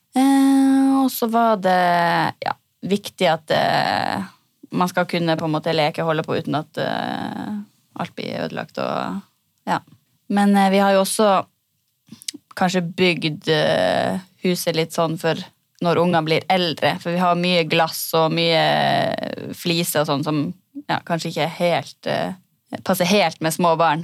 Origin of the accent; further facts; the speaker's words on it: Senja, Troms, Norway; now in Sarpsborg, Norway; jeg kommer fra Senja